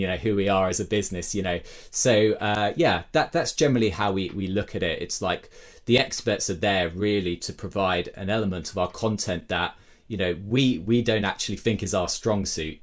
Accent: Brighton, South East England, United Kingdom; my hometown, Brighton, in the U K.

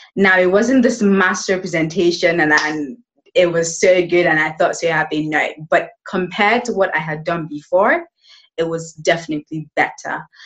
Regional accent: Nigeria; also born or lived in United Kingdom; now in Spain; I am from Nigeria.

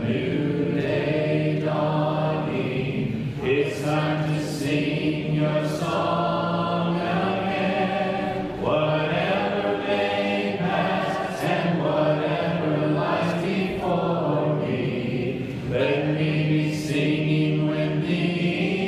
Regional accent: Southwest Missouri, United States; moved away; my hometown church in Southwest Missouri

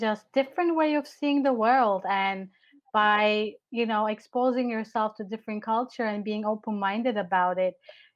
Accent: Turkey; moved away; I was from Turkey

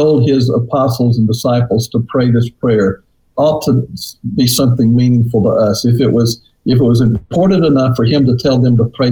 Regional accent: Alabama, United States; moved away as an adult; also born or lived in Montgomery, Alabama / Oklahoma City, Oklahoma; now in Lewisville, Texas, United States; I grew up in Alabama

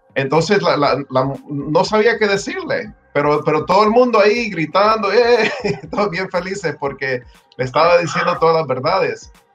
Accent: Homestead, Florida, United States; also born or lived in El Salvador; now in Miami, United States; nosotros llegamos aquí en, Miami, bueno, en Homestead. Yo, yo viví, yo, yo me crié en Homestead

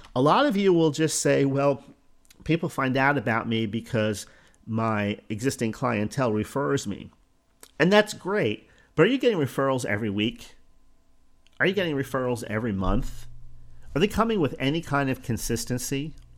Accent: Northeast, United States; now in Florida, United States; I come from the Northeast

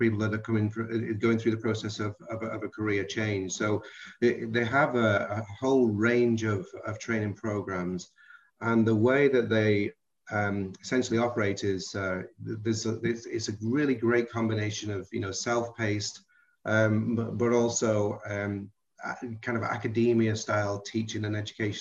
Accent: about 7 miles outside of Liverpool, North West England, United Kingdom; accent: Liverpool-ish; now in United States; I was raised about 7 miles outside of Liverpool, so I'm not allowed to say I'm from Liverpool

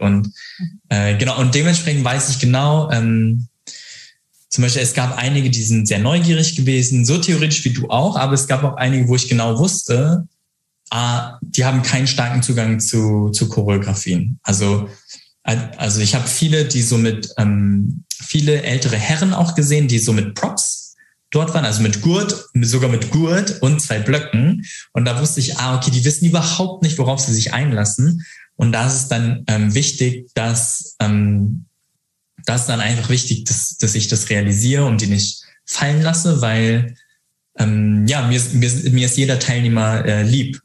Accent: Hamburg, Germany; accent: northern German; moved away as an adult; now in Frankfurt, Germany; ich bin Hamburger Jung, ich komme äh, aus dem Norden, äh, deswegen könnte ich auch so mit ganz nordischem Akzent sch schnacken

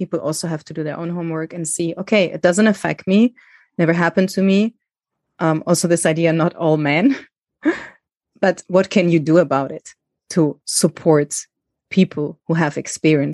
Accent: Germany; also born or lived in Greece; I didn't go to school in Greece because I grew up in Germany

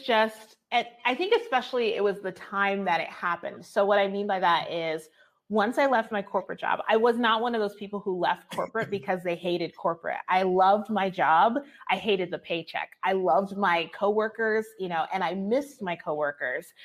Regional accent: New Jersey, United States; moved away as an adult; now in Albuquerque, United States; I grew up in New Jersey.

